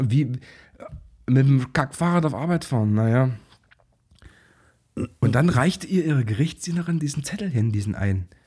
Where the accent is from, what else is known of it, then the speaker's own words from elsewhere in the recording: Zwickau, Saxony, Germany; Ich komme selber aus Zwickau.